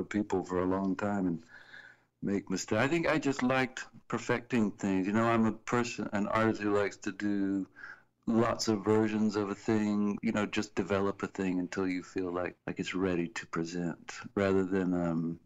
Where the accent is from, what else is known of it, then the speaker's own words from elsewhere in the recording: Columbia, South Carolina, United States; we grew up together in Columbia, South Carolina